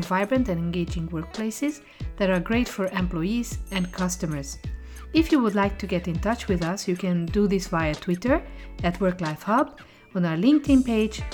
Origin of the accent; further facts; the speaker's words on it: Hungary; now in Brussels, Belgium; Me as a Hungarian sitting in Brussels